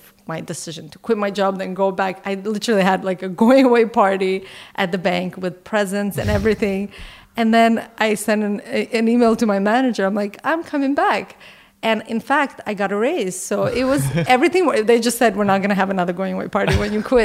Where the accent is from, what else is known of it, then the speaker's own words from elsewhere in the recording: Canada; as a Canadian